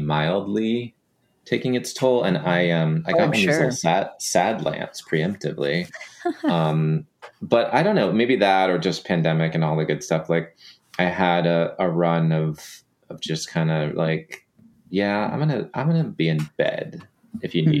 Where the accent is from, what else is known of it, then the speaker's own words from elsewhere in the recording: Texas, United States; moved away; also born or lived in Los Angeles, United States; I grew up in the Southwest or the Southeast. I don't know what you want to call Texas